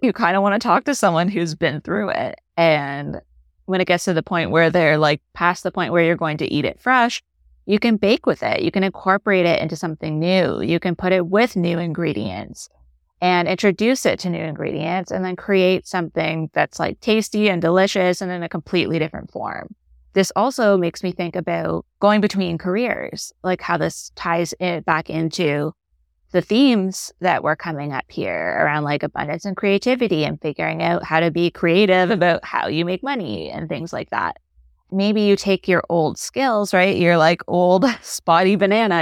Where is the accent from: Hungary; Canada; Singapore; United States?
Canada; moved away; I'm Canadian.